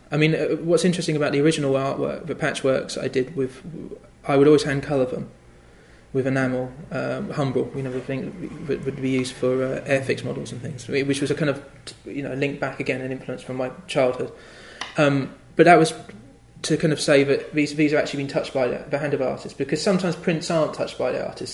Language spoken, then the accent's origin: English; the Fens, East of England, United Kingdom; also born or lived in London; now in Cambridge, United Kingdom; I grew up in the Fens, which is a very flat area of land.